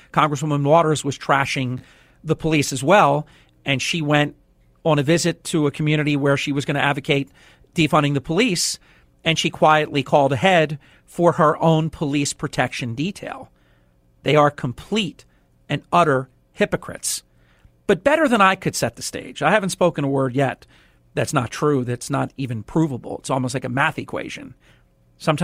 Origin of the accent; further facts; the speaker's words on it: Atlantic City, New Jersey, United States; my birth city, my hometown, Atlantic City